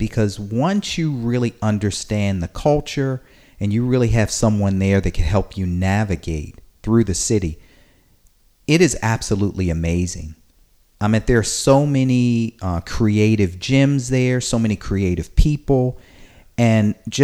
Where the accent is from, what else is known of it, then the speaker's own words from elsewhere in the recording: Baltimore, Maryland, United States; moved away as an adult; also born or lived in Philadelphia / Massachusetts; now in San Francisco, United States; I was born and raised in Baltimore, Maryland